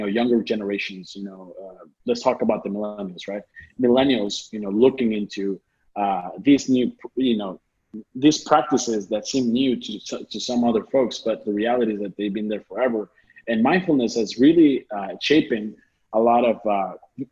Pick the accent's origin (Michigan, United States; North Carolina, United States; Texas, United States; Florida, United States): Texas, United States; South; I was born and raised in South Texas